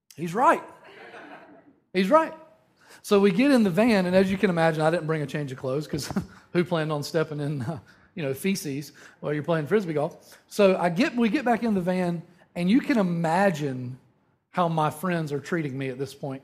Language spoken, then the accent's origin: English; Eastern North Carolina, United States; moved away; growing up in Eastern North Carolina